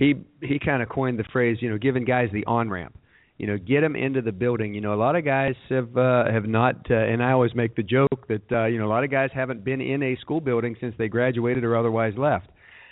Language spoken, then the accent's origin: English; United States